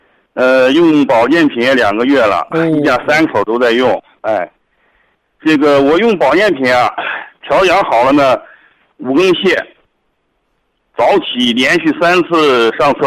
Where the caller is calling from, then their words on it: Dezhou, Shandong, China; 我是德州博医堂的听众